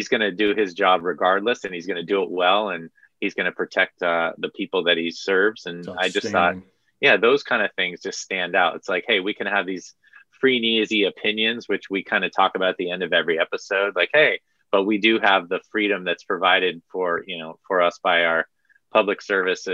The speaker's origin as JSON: {"language": "English", "area": "Santa Clara County", "region": "California", "country": "United States", "said": "I'm from Santa Clara County and that's where my mom lives"}